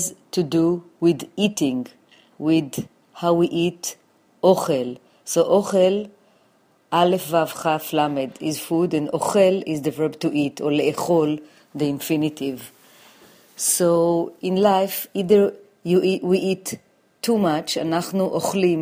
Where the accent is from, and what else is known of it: Jerusalem, Jerusalem District, Israel; born or raised there; now in New York City, United States